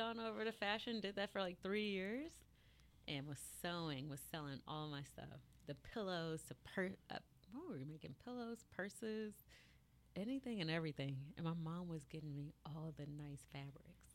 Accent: Marietta, Georgia, United States; I am from Marietta, Georgia.

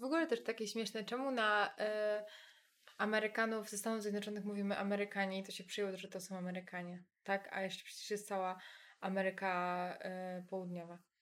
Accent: near the Czech border, Silesian Voivodeship, Poland; Mój rodzinny dom jest dwadzieścia minut od Czech

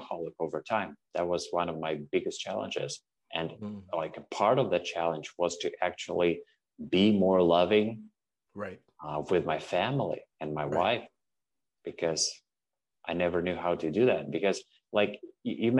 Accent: Russia; moved away as an adult; now in Canada; I'm originally from Russia

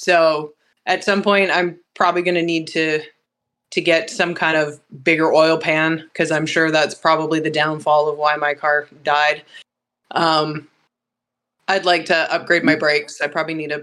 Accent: Canada; now in United States; Born and raised in Canada, and the way that we pronounce car names in Canada is slightly different than in the U.S.

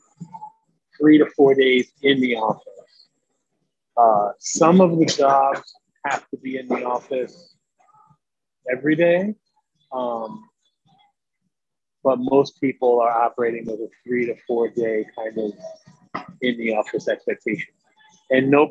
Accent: New York City, New York, United States; also born or lived in Andover, Massachusetts; now in Long Island, United States; I was born and raised in the Bronx. And I currently live in Long Island, New York

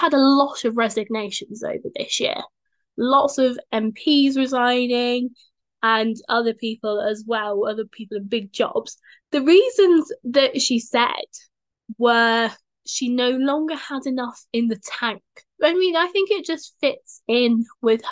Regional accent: London, United Kingdom; As a Londoner

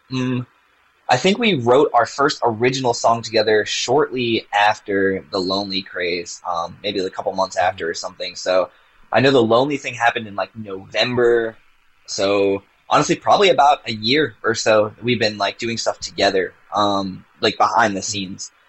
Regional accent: Virginia, United States; Yep, and I'm, I'm from Virginia.

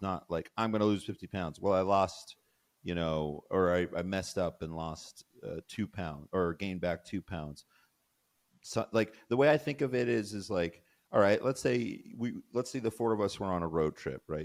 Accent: Colorado, United States; I grew up in Colorado

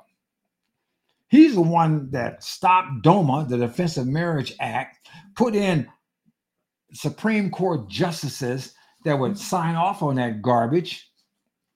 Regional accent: United States; I'm American, I happen to be black

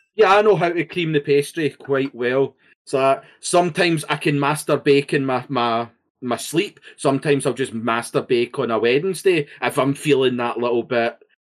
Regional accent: Scotland, United Kingdom; being Scottish

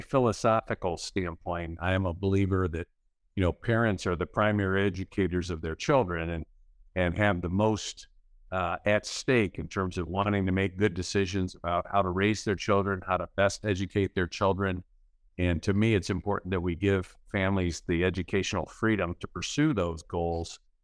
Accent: Midland, Michigan, United States; now in Caledonia, United States; I grew up in Midland

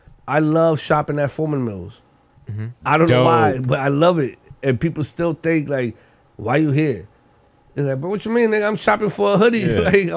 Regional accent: Haiti; Yeah, I'm from Haiti too. Doesn't mean I gotta like you.

